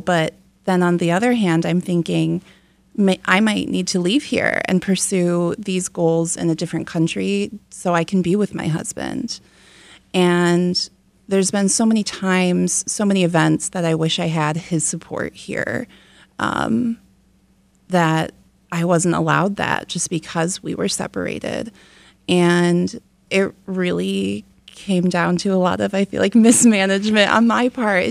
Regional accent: Michigan, United States; I'm from Michigan.

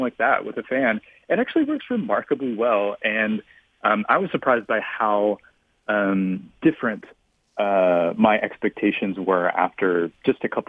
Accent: Memphis, Tennessee, United States; now in Brooklyn, United States; I grew up in Memphis, Tennessee, where it's very hot and humid

